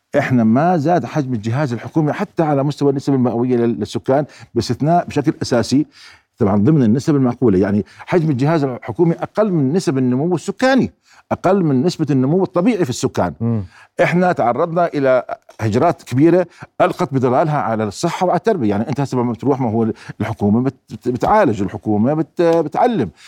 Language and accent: Arabic; Jordan; إحنا متبعتنا كأردنيين